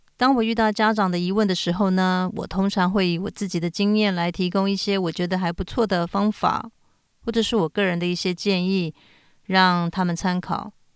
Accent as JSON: {"language": "Chinese", "country": "Taiwan", "tie": "born or raised there", "also_born_or_lived": "United States", "moved": "yes", "lives_now": "Tokyo, Japan", "said": "我从小在台湾、美国长大，后来搬到日本。我现在住在日本东京"}